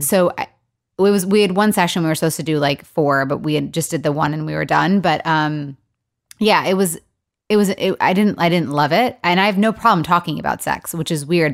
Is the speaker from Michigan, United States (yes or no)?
yes; Michigan, United States; also born or lived in Los Angeles; now in Nashville, United States; I'm from Michigan originally